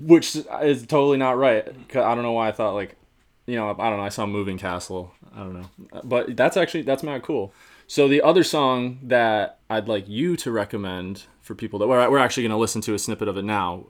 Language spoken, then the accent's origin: English; upstate New York, United States; moved away as an adult; now in Boston, United States; I'm from upstate New York, um, but I moved to Boston just over a year ago